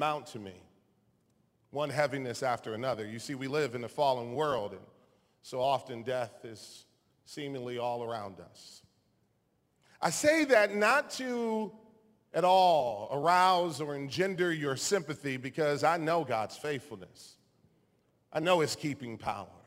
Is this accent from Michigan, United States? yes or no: yes; Taylor, Michigan, United States; my hometown of Taylor, Michigan, my small hometown